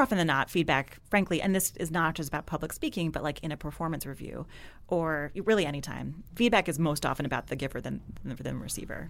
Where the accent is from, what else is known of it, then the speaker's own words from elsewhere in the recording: New Jersey, United States; moved away as an adult; also born or lived in Washington, D.C. / New England; now in Brooklyn, United States; I'm from New Jersey